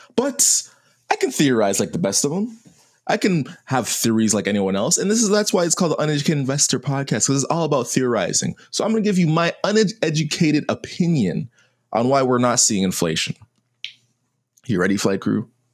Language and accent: English; Canada; me as a Canadian